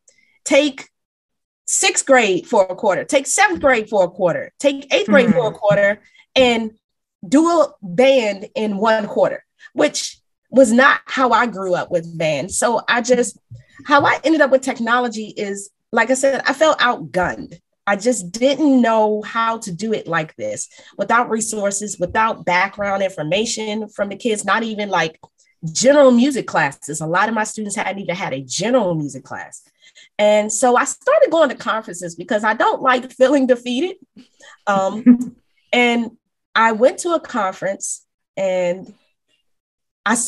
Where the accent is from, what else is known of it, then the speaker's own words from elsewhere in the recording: Prince George's County, Maryland, United States; also born or lived in Washington, D.C. / Baltimore; I'm originally from Maryland. I was born in DC and moved to the suburbs of Maryland. I am a product of Prince George's County Public Schools